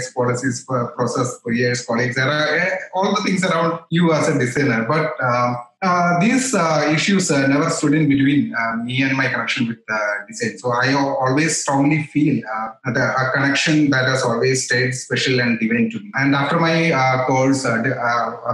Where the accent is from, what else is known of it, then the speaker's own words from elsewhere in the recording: Kochi, Kerala, India; I came back to Kochi. That's my hometown.